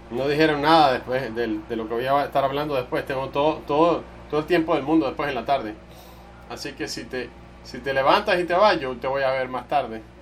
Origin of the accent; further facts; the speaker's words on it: Texas, United States; soy de, Texas, de Texas y eh, es verdad, toda la gente, eh, las, cosas, las cosas son bien grandes en Texas, yo, yo allá soy un hombre pequeño